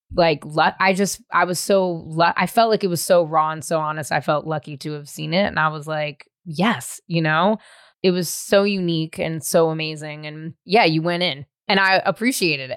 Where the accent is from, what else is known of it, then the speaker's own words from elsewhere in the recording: the Bay Area, California, United States; I'm from the Bay.